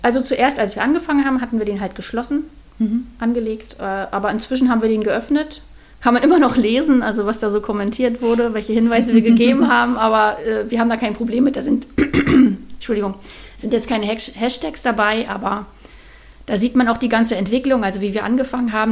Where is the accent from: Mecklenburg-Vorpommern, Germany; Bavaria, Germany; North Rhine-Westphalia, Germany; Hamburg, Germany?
Mecklenburg-Vorpommern, Germany; moved away as an adult; now in Spreewald, Germany; ursprünglich komme ich aus Mecklenburg-Vorpommern und dort habe ich, ähm, bevor ich in den Spreewald gezogen bin